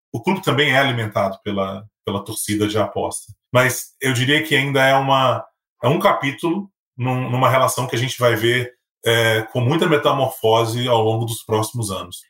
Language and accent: Portuguese; Minas Gerais, Brazil; eu sou mineiro